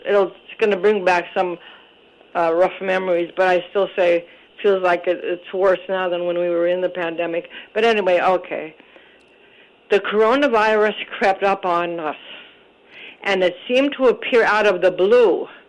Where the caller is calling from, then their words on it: Scranton, Pennsylvania, United States; Oh, Robert, I'm hanging in from Scranton.